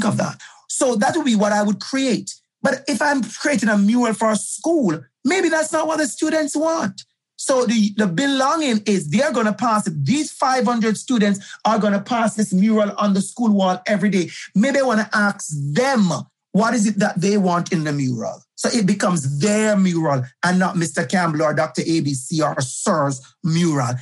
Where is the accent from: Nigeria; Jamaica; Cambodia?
Jamaica; moved away as an adult; now in Toronto, Canada; I'm from Jamaica, for the users who don't know, I'm originally from Jamaica